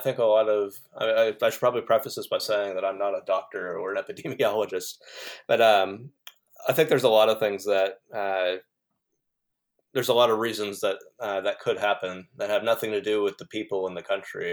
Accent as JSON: {"language": "English", "country": "United States", "tie": "born or raised there", "moved": "as an adult", "lives_now": "New Zealand", "said": "I haven't actually lived in the United States for almost 10 years"}